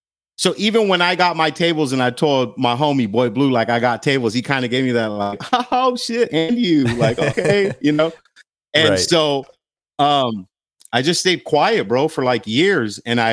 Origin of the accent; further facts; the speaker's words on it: Glendale, California, United States; So grew up in Glendale.